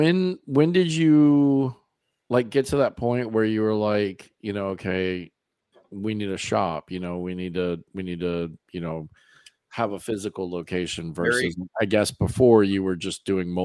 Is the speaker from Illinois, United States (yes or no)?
no; Florida, United States; I'm from Florida.